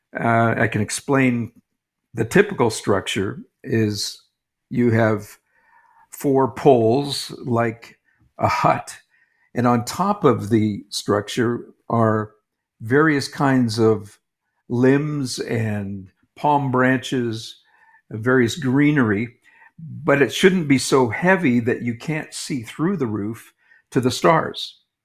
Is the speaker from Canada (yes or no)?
yes; Canada; moved away as an adult; also born or lived in New England, United States / Toronto, Canada; now in Jerusalem, Israel; I'm a Canadian. I lived in, uh, New England, though, as a child and, uh, returned to Canada